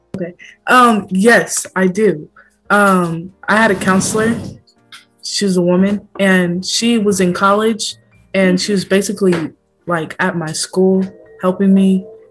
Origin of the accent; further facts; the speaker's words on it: Oakland, California, United States; I'm also from Oakland